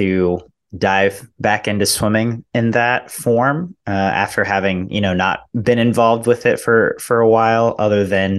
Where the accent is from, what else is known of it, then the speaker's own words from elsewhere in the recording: United States; someone like me who's born and raised in the United States.